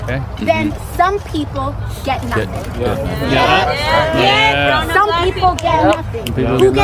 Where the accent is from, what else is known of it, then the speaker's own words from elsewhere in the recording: New York City, New York, United States; I'm from the Bronx.